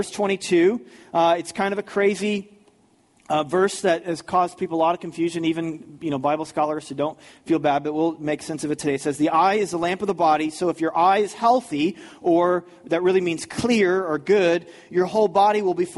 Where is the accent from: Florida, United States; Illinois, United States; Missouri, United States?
Missouri, United States; St. Louis; growing up in the St. Louis area, in 1987